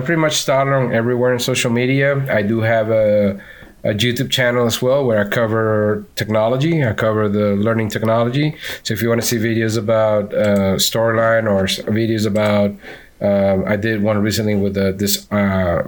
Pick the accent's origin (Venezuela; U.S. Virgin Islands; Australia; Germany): Venezuela; accent: Venezuelan; now in Orlando, United States; I'm from Venezuela.